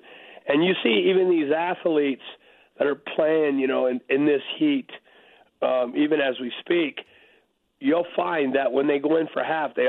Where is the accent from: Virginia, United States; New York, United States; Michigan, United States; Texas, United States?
Texas, United States; El Paso; moved away; also born or lived in Arizona; I grew up in El Paso, Texas, with staying for a couple years in Arizona.